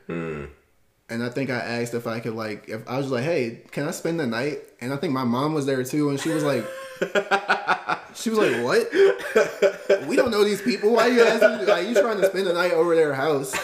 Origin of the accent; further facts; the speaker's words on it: Baltimore County, Maryland, United States; also born or lived in North Carolina; I've been in Maryland since I was five years old. Born in North Carolina, moved here, Baltimore County.